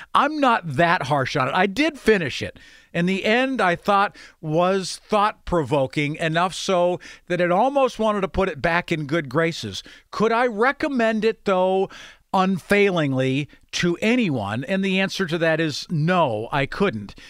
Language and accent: English; Grove City, United States; growing up in Grove City.